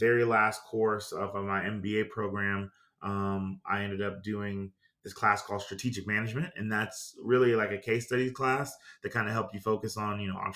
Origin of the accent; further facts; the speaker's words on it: New York City, New York, United States; moved away; also born or lived in Greenville, South Carolina; I was born in New York City in the 80s